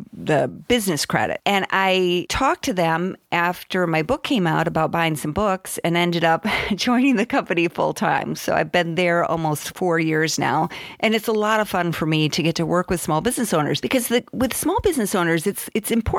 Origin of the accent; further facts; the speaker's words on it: Southwest Michigan, United States; moved away; I grew up in Southwest Michigan.